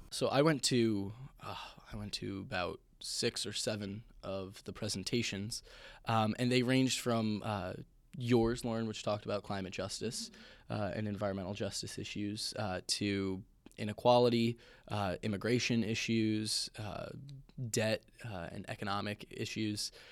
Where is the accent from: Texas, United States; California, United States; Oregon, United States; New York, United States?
New York, United States; Bellport; I'm from Belport, New York